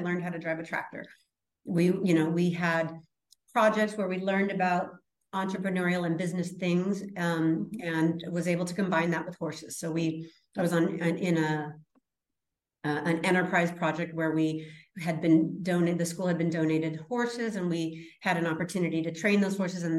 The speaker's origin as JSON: {"language": "English", "town": "Las Vegas", "region": "Nevada", "country": "United States", "tie": "born or raised there", "also_born_or_lived": "San Luis Obispo, California", "moved": "as an adult", "said": "I grew up in Las Vegas"}